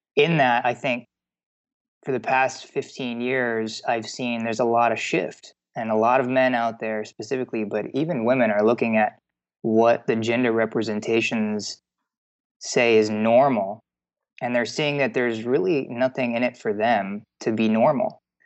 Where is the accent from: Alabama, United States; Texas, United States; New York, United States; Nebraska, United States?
Texas, United States; I grew up in the South. I grew up in Texas